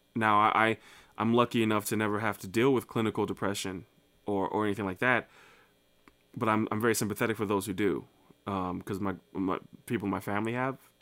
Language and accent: English; New Jersey, United States; now in Saint Louis, United States; I'm from Saint Louis, Missouri, by way of New Jersey